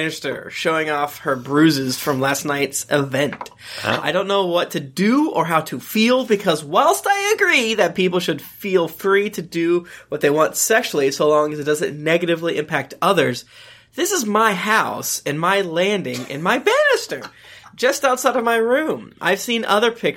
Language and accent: English; Florida, United States; I'm from Florida